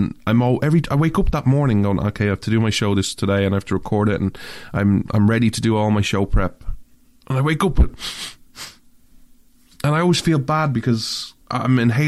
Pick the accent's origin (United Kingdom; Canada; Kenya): Canada; as a Canadian